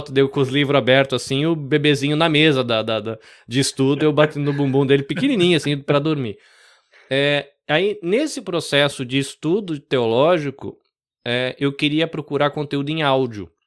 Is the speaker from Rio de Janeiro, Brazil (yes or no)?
no; Rio Claro, São Paulo, Brazil; also born or lived in Salvador; eu nasci em Salvador, na Bahia, cresci no interior de São Paulo. Né? Fui muito pequenininho, minha família é um bando de baiano que foi para São Paulo ganhar vida, né?